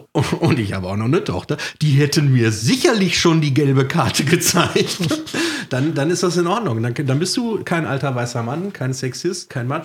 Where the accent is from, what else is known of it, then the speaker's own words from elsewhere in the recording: North Rhine-Westphalia, Germany; Bei uns im Ruhrgebiet, da vertraut man einander.